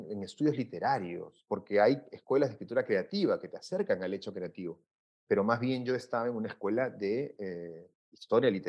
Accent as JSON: {"language": "Spanish", "country": "Peru", "said": "yo iba muy descontento de, mis circunstancias, mi, de, mi, de, mi, de mi país. Descubro allá que soy latinoamericano, ¿no? apenas llegué, yo recuerdo muy bien, cuando a los formularios en entrada de Estados Unidos, con todos los temas raciales que hay en el Perú"}